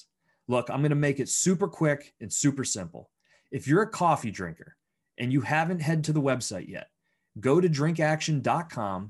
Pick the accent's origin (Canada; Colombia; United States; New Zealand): United States; Bradford, Pennsylvania; now in Pittsburgh, United States; I grew up in Bradford, Pennsylvania